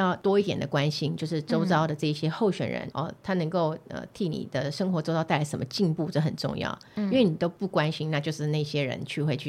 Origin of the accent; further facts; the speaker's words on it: Fuzhong, Banqiao, New Taipei, Taiwan; also born or lived in Yunlin / southern Taiwan; 因为我在那个地方长大的